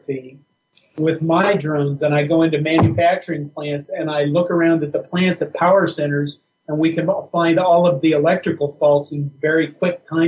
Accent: western Nebraska, United States; moved away; we shot everything when I grew up in western Nebraska

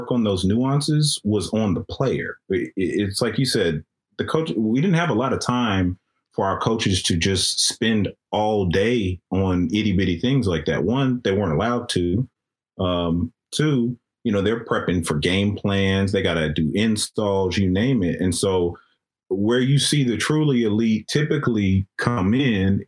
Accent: Austin, Texas, United States; I was from Austin

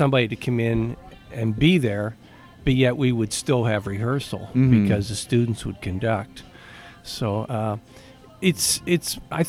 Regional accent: Altoona, Pennsylvania, United States; moved away; also born or lived in Pottsville; I'm originally from Altoona

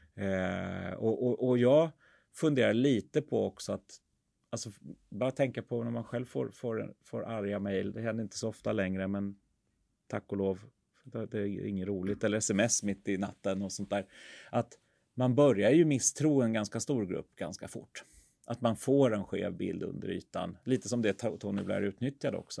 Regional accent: Sweden; som svenskar

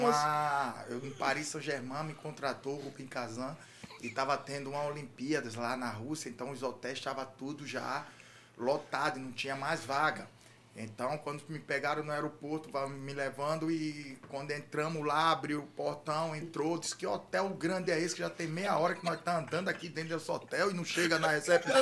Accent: Atalaia, Alagoas, Brazil; moved away; Quando eu, eu saí de Atalaia, Atalaia não tinha condição de, de, não. de cuidado, não tinha dinheiro para tratar os dentes

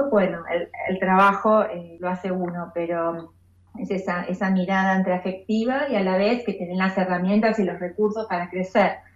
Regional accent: Temperley, Buenos Aires Province, Argentina; yo soy de zona sur de Temperley y empecé a estudiar música de chica en el Conservatorio Julián Aguirre

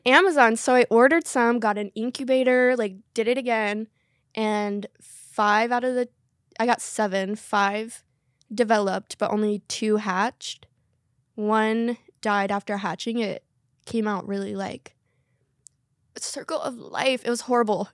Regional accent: North Carolina, United States; I was raised in North Carolina

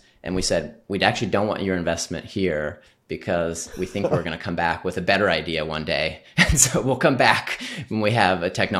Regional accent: Midwest, United States; So I grew up in the Midwest like you, Jesse. Both my parents grew up on farms.

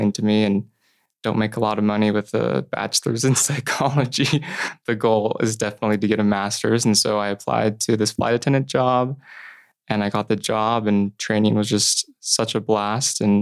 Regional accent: Middleton, Idaho, United States; I grew up in Middleton, Idaho. It's about 30 minutes outside of Boise.

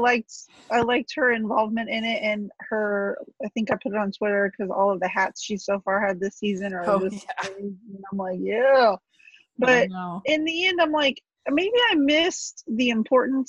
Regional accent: Texas, United States; I'm from Texas, but I'm from the city of Texas, so not country Texas

